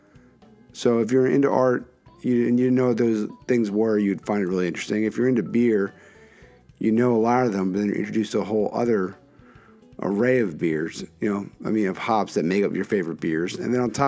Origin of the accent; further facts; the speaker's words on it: Philadelphia, Pennsylvania, United States; the Philadelphia Inquirer, my hometown paper